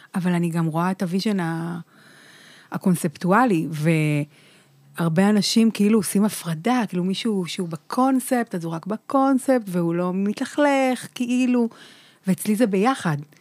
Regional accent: Holon, Tel Aviv District, Israel; גדלתי בחולון

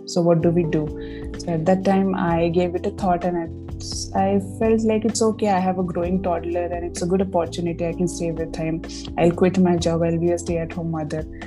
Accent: Uran, Maharashtra, India; I was born in Uran. And I grew up in a middle class family

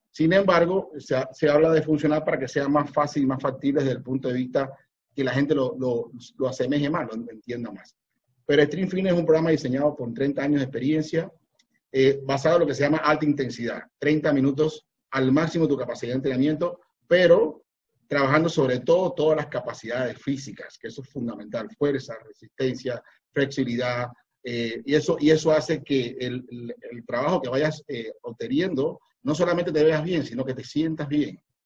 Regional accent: Cuba; moved away as an adult; now in Panama; yo soy cubano, vivo aquí en Panamá hace 25 años

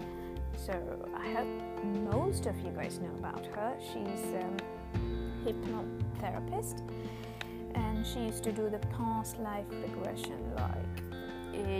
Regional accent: India; I come from India, so we have a certain culture

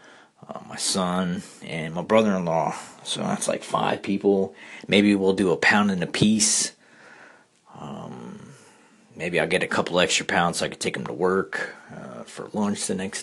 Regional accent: South Florida, United States; also born or lived in Kentucky; now in Louisiana, United States; I grew up in South Florida and met my wife in Kentucky

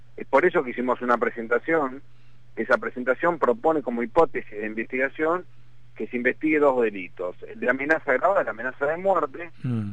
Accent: Argentina; mi país

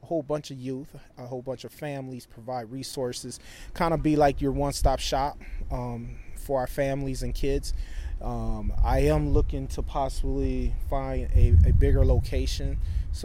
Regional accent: Saint Paul, Minnesota, United States; I grew up in Frogtown, right across the street from where we're located on Aurora

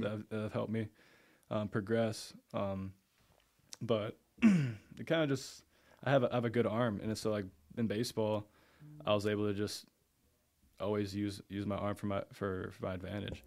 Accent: Eau Claire, Wisconsin, United States; I grew up there, went to Eau Claire North

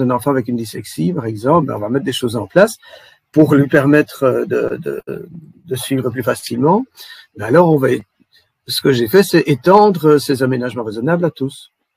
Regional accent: Belgium; Chez nous, en Belgique

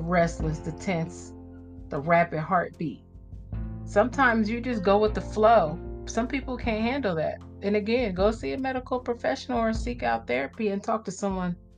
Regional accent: Midwest, United States; I'm from the Midwest.

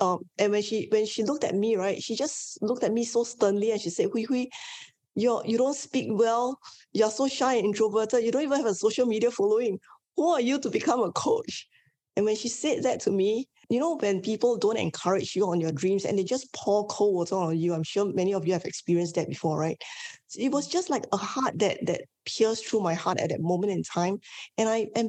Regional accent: Singapore; I am born and bred in Singapore. I'm Asian Chinese

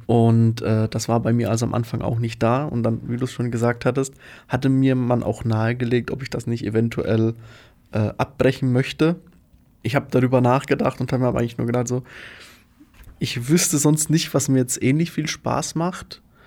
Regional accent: Faulbach, Bavaria, Germany; now in Magdeburg, Germany; ich komme aus Unterfranken. Da bin ich zumindest aufgewachsen. In Faulbach am Main

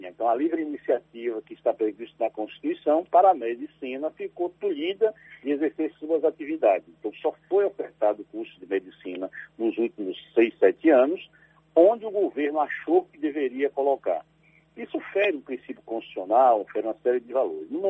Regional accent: Alagoinhas, Bahia, Brazil; born there; Eu nasci em Alagoinhas, mas vivi muito tempo em Sagre Dias, na aquela região lá de Mimoso

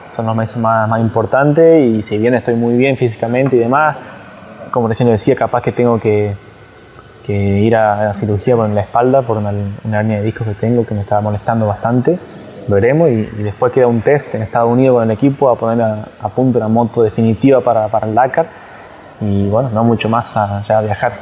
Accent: Argentina; el primer argentino campeón del mundo

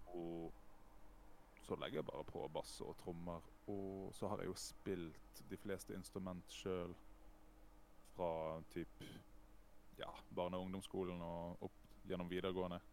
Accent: Os, Vestland, Norway; jeg er jo fra Os sør for Bergen

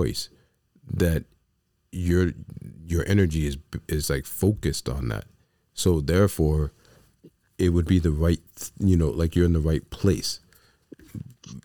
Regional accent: New York City, New York, United States; I come from the South Bronx.

